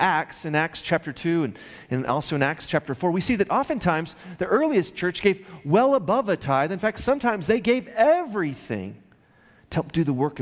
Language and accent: English; Midland, Texas, United States; growing up in Midland, Texas with my sister, about 4 hours south of here, in the 70s and 80s